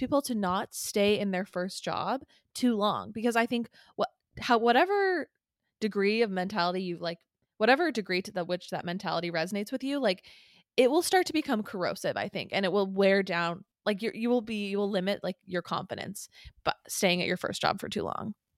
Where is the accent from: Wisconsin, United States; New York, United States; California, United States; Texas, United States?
California, United States; San Clemente; I loved living in San Clemente. I feel very proud to have lived there. I still, like, it is home.